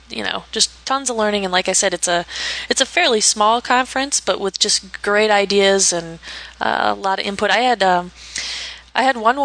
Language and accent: English; Chicago, Illinois, United States; I'm from Chicago, so I love to show off the city